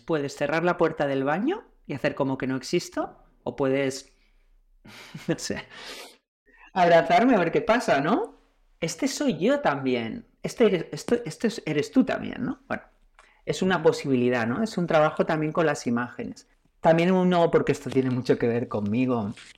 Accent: Castellón de la Plana, Valencian Community, Spain; now in Valencia, Spain; vivo en Valencia, nací en Castellón

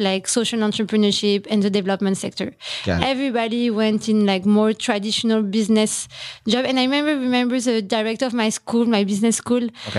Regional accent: France; moved away as an adult; now in Philippines; In France. I'm French.

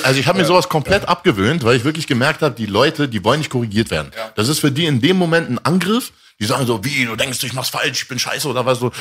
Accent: Berlin, Germany; also born or lived in Tehran, Iran / Rome, Italy; Geboren in Teheran, aufgewachsen in Rom, dann nach Deutschland gekommen, am Stutti groß geworden hier in Berlin

